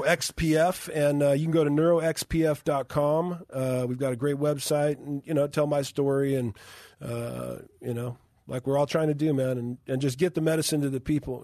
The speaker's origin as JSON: {"language": "English", "town": "Moreno Valley", "region": "California", "country": "United States", "tie": "born or raised there", "said": "my hometown in Moreno Valley"}